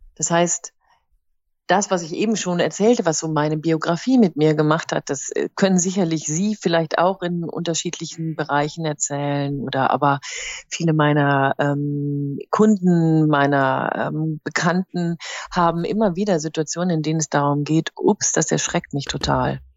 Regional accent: Rhineland, Germany; now in East Westphalia, Germany; bin ich als Rheinländerin in Ostwestfalen gelandet.

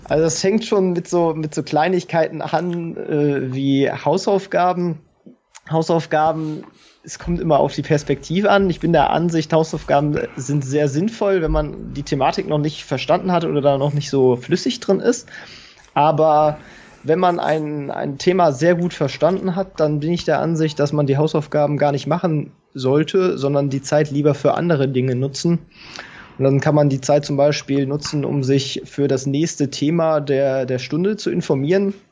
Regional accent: Kiel, Schleswig-Holstein, Germany; also born or lived in Hannover; ich komme ursprünglich aus Kiel, bin dann äh, für das Studium nach Hannover gezogen

